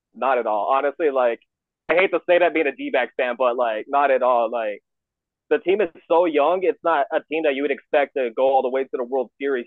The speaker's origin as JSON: {"language": "English", "region": "Arizona", "country": "United States", "tie": "born or raised there", "said": "born and raised here in Arizona"}